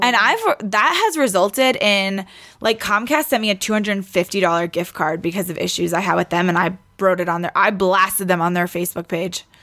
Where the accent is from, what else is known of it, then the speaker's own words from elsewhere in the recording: New York City, New York, United States; moved away; I grew up in Queens.